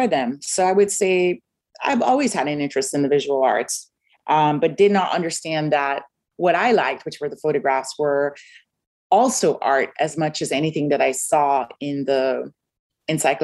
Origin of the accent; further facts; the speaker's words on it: Kingston, Surrey, Jamaica; moved away; I grew up in Kingston, Jamaica